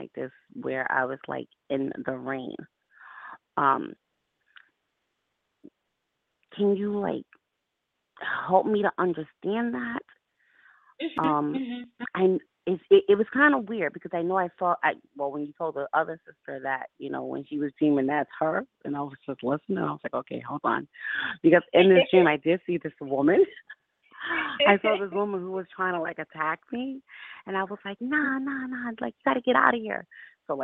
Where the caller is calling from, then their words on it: Albany, New York, United States; I'm calling you from Albany.